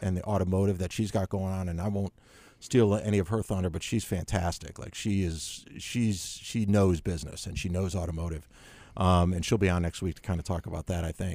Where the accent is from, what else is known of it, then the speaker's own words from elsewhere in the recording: Chicago, Illinois, United States; moved away as an adult; also born or lived in Spain / Boston; now in Charlotte, United States; Chicago originally.